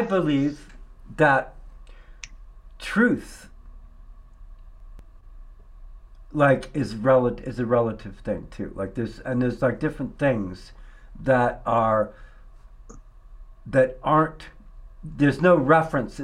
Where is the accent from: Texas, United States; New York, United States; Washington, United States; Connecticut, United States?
New York, United States; moved away; also born or lived in Prescott; I grew up in New York State